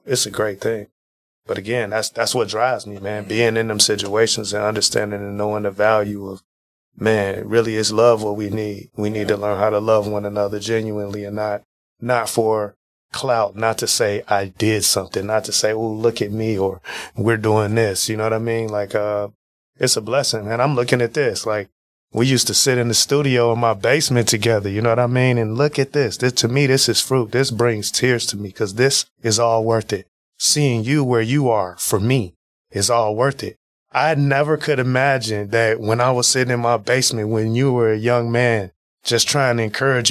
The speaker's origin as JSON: {"language": "English", "town": "Chicago", "region": "Illinois", "country": "United States", "also_born_or_lived": "Wisconsin", "moved": "yes", "said": "I'm from Chicago, Illinois. Spent a huge part of my life there"}